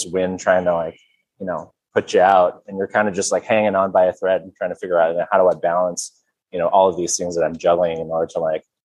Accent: Kansas City, United States; moved away as an adult; also born or lived in Minnesota / Wisconsin; now in Denver, United States; I'm originally from the Kansas City metro area, born and raised

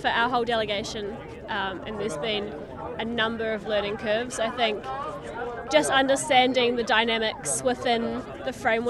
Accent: New Zealand; I come from New Zealand.

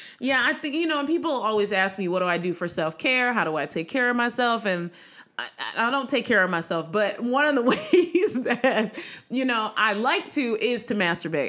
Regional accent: Severn, Maryland, United States; I'm from Severn, Maryland, and no one knows where that is. Anne Arundel County, 45 minutes outside of Baltimore

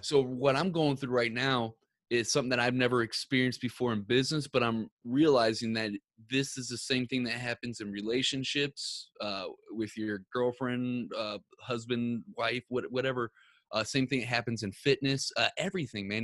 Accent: Ferguson, Missouri, United States; I grew up in uh, Ferguson, Missouri

